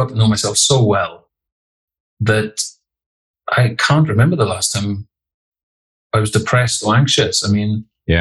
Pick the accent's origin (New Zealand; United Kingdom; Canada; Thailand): United Kingdom; the Welsh Valleys, Wales; I grew up in the Welsh Valleys